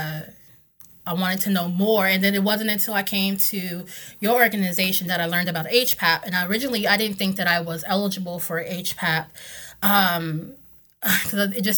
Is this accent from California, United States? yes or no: no; North Carolina, United States; moved away as an adult; now in Washington, DC, United States; I grew up in North Carolina. I came here about 16 years ago now